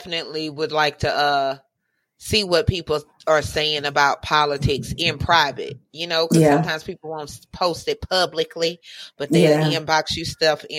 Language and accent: English; Louisiana, United States; I'm from Louisiana.